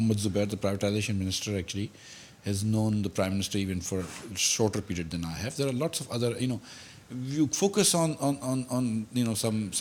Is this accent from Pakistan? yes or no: yes; Karachi, Sindh, Pakistan; I was from Karachi.